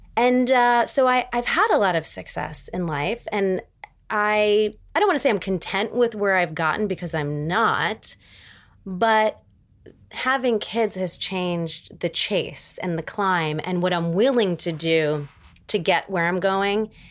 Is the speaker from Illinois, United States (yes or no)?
no; Erie, Pennsylvania, United States; moved away; from Erie, Pennsylvania